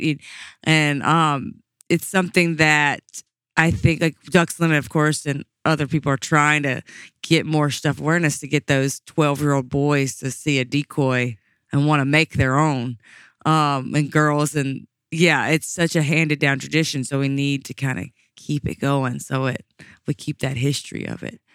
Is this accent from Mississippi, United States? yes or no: yes; Mississippi, United States; I grew up in Mississippi